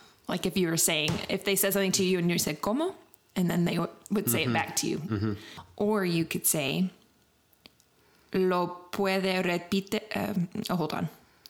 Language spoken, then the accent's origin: English; Texas, United States; it does sound like I'm from Texas because I'm close to the border and you can hear the accent.